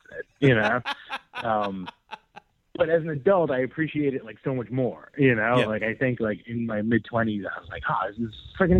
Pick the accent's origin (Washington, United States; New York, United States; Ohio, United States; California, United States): New York, United States; I grew up in New York.